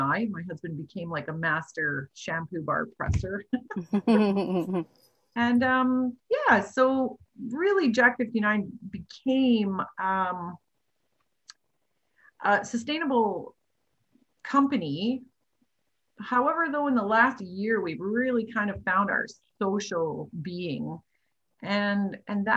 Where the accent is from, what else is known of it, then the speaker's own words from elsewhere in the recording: Faust, Alberta, Canada; also born or lived in High Prairie; I was actually born in High Prairie and I grew up in Faust